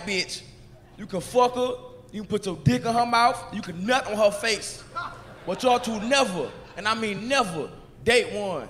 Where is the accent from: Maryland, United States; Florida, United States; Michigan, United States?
Florida, United States; Orlando; I'm from Orlando, Florida